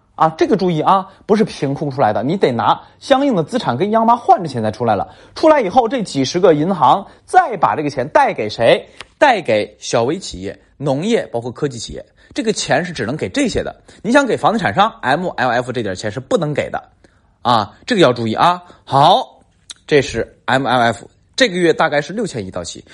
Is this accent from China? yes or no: yes; Tangshan, Hebei, China; 包括我老家唐山都是